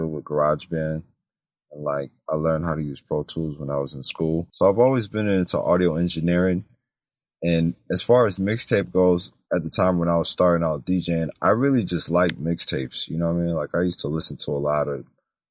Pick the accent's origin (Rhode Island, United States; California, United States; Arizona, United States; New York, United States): New York, United States; New York City; moved away as an adult; now in Atlanta, United States; I'm originally from New York City, but I've been living in Atlanta for about 12 years now